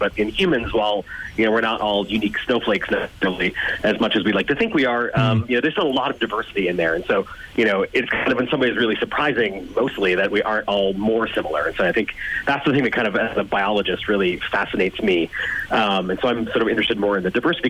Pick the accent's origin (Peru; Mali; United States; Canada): United States; I'm American, as you can tell from my voice